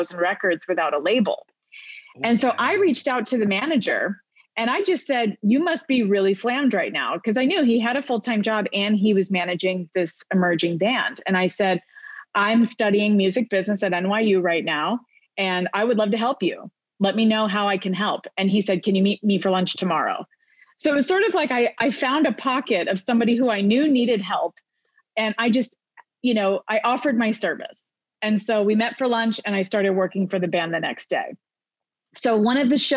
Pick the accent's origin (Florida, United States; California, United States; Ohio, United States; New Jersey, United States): Florida, United States; Orlando; moved away as an adult; also born or lived in New Haven / New York; I moved back to my hometown of Orlando